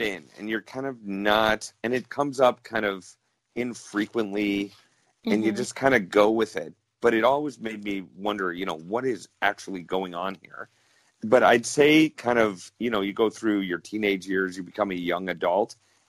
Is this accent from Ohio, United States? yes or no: yes; Cleveland, Ohio, United States; moved away as an adult; now in Canada; I grew up in Cleveland, Ohio, and I was born to a Canadian mother and an American father. And after high school, I moved to Canada, and now I live up in Canada